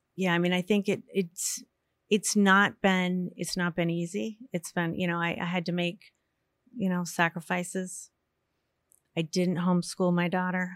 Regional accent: Yarmouth, Maine, United States; also born or lived in Portland, Maine; I was born in Portland and lived in Yarmouth my whole life. I still

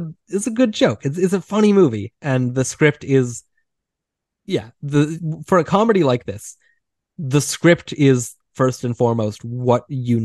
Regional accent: United States; me being American

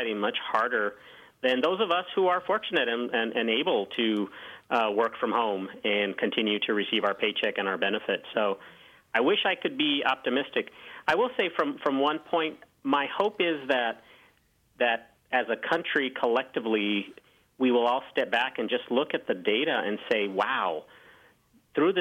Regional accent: Santa Fe, New Mexico, United States; now in Missouri, United States; I'm from Santa Fe, New Mexico, which is lovely city, very old city, founded in the 1600s. So, you know, I grew up in a predominantly Hispanic community

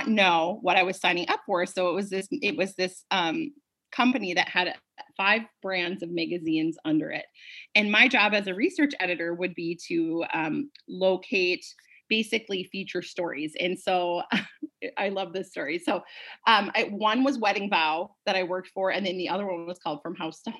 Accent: Bismarck, North Dakota, United States; moved away as an adult; also born or lived in Fargo, North Dakota; I'm originally from the Bismarck, North Dakota area

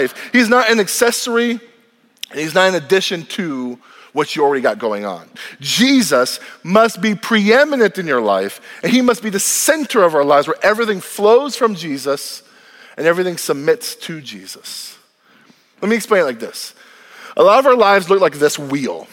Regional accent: United States; I am grateful to be an American. My mom and dad left Cuba, they left socialism to have a better life in this country. And the moment I was born on this land

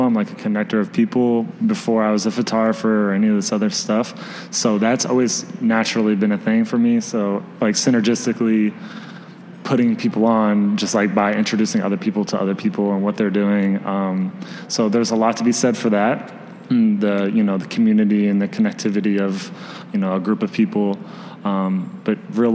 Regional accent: Springfield, Illinois, United States; moved away as an adult; now in Chicago, United States; I'm from Springfield, Illinois. So I moved here almost 3 years ago

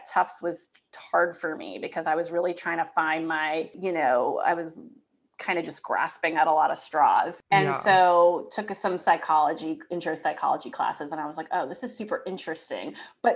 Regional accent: Yonkers, New York, United States; moved away as an adult; also born or lived in Boston; now in Raleigh, United States; I'm from Yonkers, New York, right outside New York City. So I grew up right outside New York City

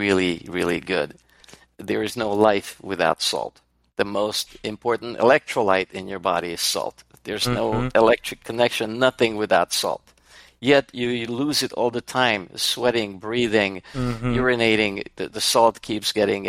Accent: Serbia; moved away; I'm Hungarian, but born and raised in Yugoslavia

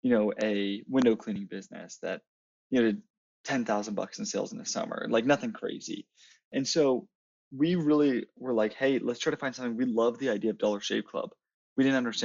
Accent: Dallas-Fort Worth area, Texas, United States; I am from the Dallas-Fort Worth area

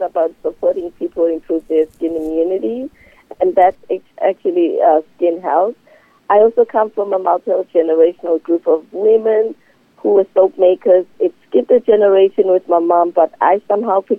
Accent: South Africa; moved away; I'm originally from South Africa

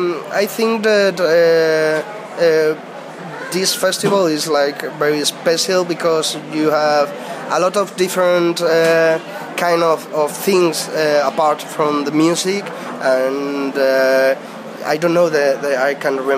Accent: North Spain, Spain; English is a second language; we are from North Spain

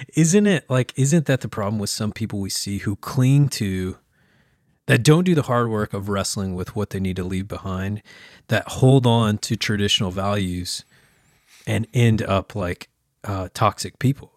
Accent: small town Oklahoma, United States; moved away; that grew up in small town Oklahoma

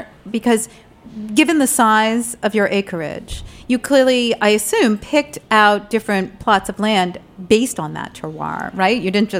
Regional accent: New Jersey, United States; accent: Jersey; With my Jersey accent.

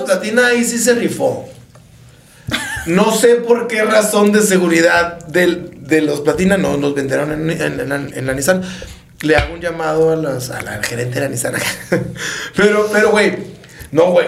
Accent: Empalme, Sonora, Mexico; los dos somos de Empalme

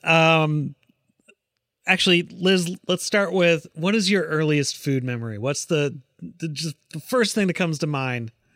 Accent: Chaska, Minnesota, United States; moved away; I grew up in Minnesota

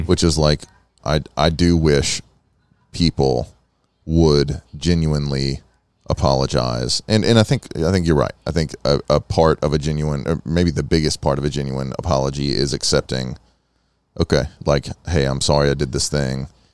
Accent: United States; a long history of being American

